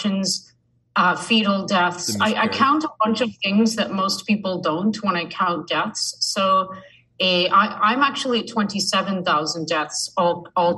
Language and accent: English; Canada; I'm a Canadian researcher